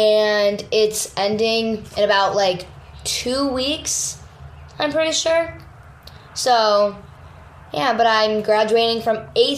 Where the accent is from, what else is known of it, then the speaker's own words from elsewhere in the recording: New Hampshire, United States; I grew up in New Hampshire, like Erin did.